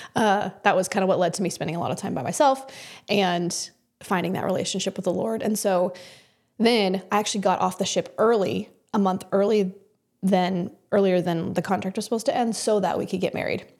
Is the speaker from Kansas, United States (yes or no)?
yes; Kansas, United States; moved away as an adult; also born or lived in New York; I grew up in Kansas